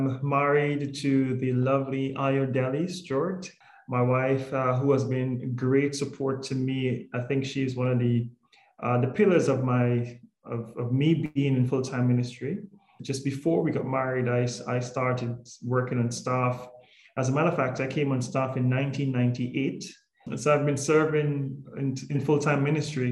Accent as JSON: {"language": "English", "country": "Guyana", "moved": "as an adult", "lives_now": "St. Lucia", "said": "I am from Guyana, which is South America"}